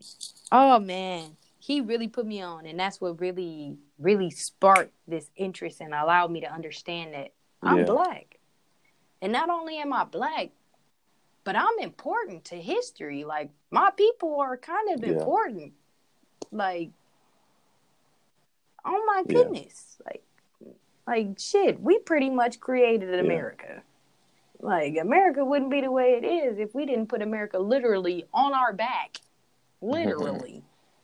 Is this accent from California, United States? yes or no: yes; Oakland, California, United States; I was raised in Oakland, California